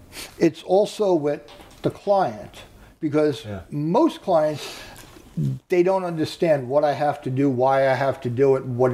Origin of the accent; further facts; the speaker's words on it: Long Island, New York, United States; Born and raised on Long Island.